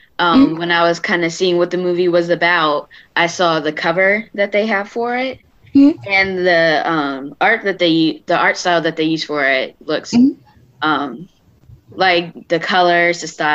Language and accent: English; Delaware, United States; from Delaware